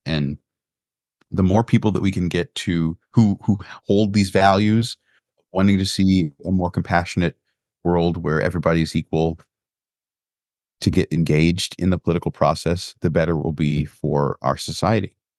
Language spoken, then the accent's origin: English; Sumter County, Florida, United States; now in Maryland, United States; I remember growing up in Sumter County, Florida